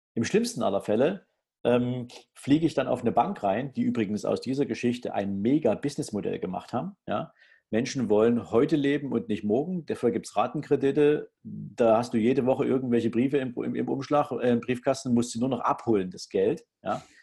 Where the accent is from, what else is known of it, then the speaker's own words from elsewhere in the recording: Germany; bei uns in Deutschland